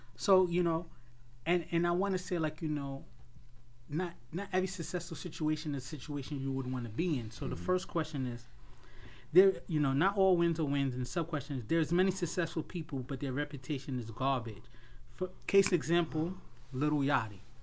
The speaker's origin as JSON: {"language": "English", "town": "New York City", "region": "New York", "country": "United States", "said": "we're from Queens"}